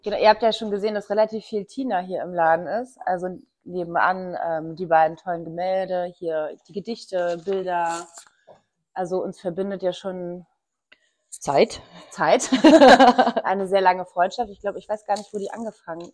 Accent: East Germany, Germany; now in Hamburg, Germany; also ich komme aus dem Osten

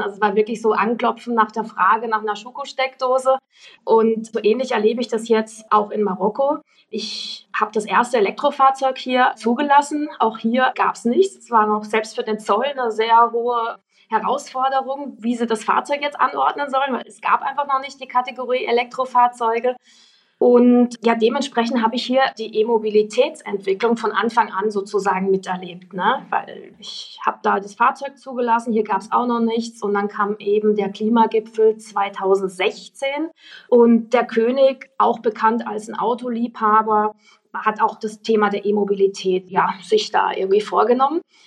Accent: Freiburg, Baden-Württemberg, Germany; moved away as an adult; now in Morocco; eigentlich Freiburgerin

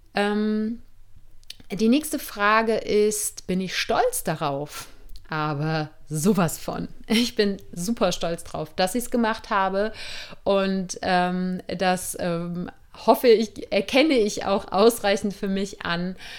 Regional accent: Germany; born or raised there; moved away as an adult

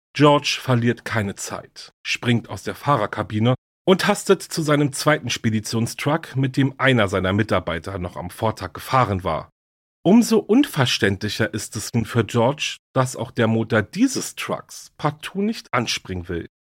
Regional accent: Berlin, Germany; Berlin, meine Heimatstadt

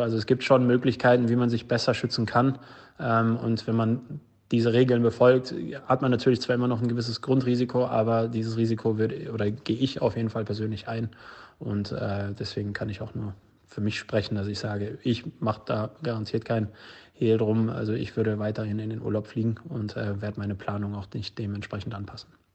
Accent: Dortmund, North Rhine-Westphalia, Germany; hier in Dortmund, ich komme ja aus Dortmund

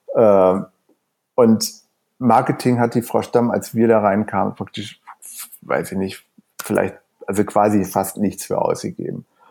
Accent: Wuppertal, North Rhine-Westphalia, Germany; now in Berlin, Germany; ich komme ursprünglich aus, aus Wuppertal, aber bin schon seit ungefähr 30 Jahren jetzt hier in Berlin

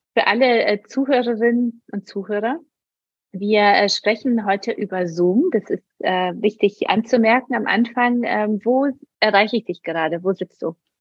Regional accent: Poland; moved away; bin aus Polen katholisch

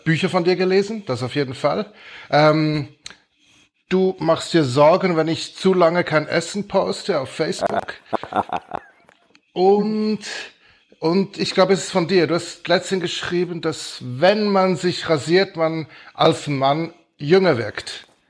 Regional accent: Switzerland; als Schweizer

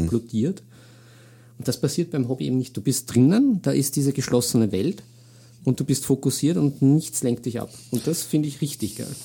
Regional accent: Vienna, Austria; bin ja Wiener durch und durch

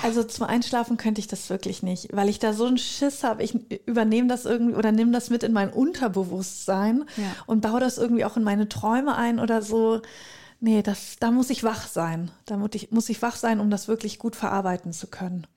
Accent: North Rhine-Westphalia, Germany; bei uns in Südwestfalen

